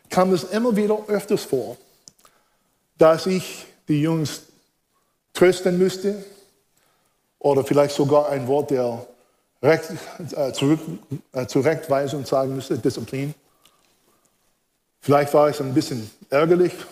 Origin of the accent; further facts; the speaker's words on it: United States; German is a second language; now in Germany; Wie ich euch schon verraten habe, bin ich Amerikaner, bin in den USA groß geworden, habe hier eine deutsche Frau geheiratet